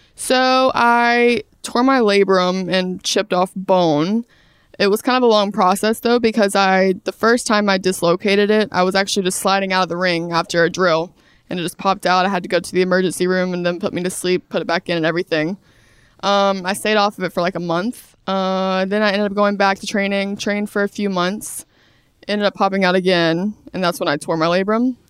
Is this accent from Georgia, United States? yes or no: yes; Brunswick, Georgia, United States; moved away as an adult; also born or lived in Atlanta, Georgia; I'm from Brunswick, Georgia, South Georgia.